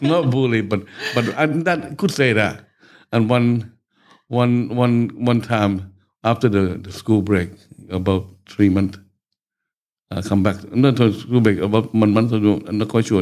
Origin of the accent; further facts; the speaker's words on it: Bangkok, Thailand; I was born in Bangkok, mm. uh, 13th of June 1954. Okay, so uh, just local boy in Bangkok, growing up from back street